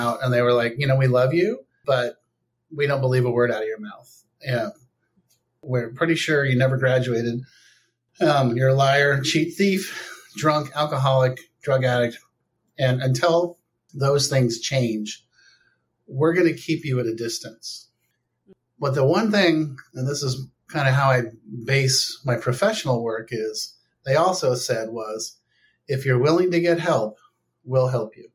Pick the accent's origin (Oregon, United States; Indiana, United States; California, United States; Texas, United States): California, United States; Palo Alto; I grew up in Palo Alto, California.